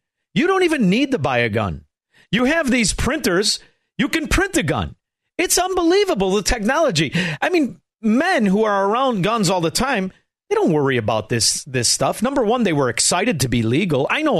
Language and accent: English; Chicago, Illinois, United States; moved away as an adult; now in Florida, United States; being a Chicagoan